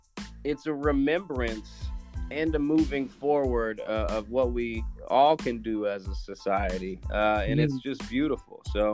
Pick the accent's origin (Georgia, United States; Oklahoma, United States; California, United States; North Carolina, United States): Oklahoma, United States; Tulsa; my hometown here, Tulsa